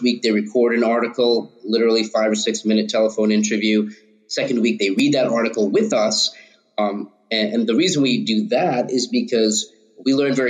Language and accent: English; Long Island, suburbs of New York City, United States; also born or lived in Harlem, New York City; I grew up in the suburbs of New York City, Long Island